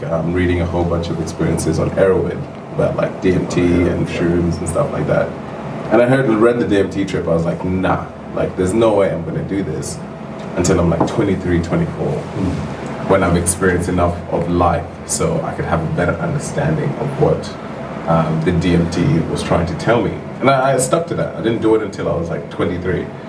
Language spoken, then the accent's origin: English; Kenya; moved away; even back home in Kenya, even though we're all Kenyan, every, every single one of us is Kenyan.